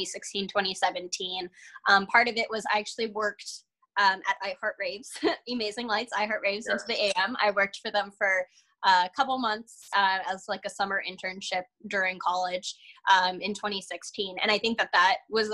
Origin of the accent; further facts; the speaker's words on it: California, United States; I'm from California, born and raised, so I've never really been outside of the state, like living wise